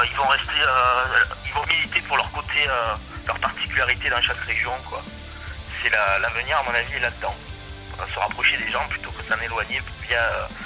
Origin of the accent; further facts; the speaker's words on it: Marseille, Provence-Alpes-Côte d'Azur, France; moved away as an adult; now in Var, France; vivre tranquille à la campagne. Je suis un Marseillais d'origine, je suis content d'avoir quitté la ville.